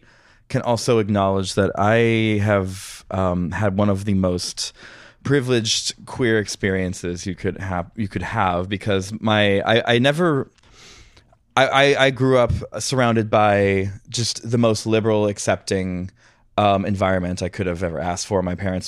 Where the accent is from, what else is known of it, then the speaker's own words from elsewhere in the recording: Madison, Wisconsin, United States; also born or lived in Milwaukee, United States / Taipei, Taiwan; I was born in Milwaukee, pretty quickly moved to Madison. {S4} Yeah. {S5} Age 3, family moves to Taiwan. Moved back to Madison at age 5.